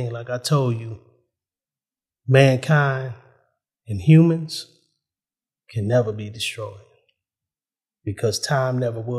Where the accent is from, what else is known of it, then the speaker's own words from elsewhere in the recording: United States; I'm an American.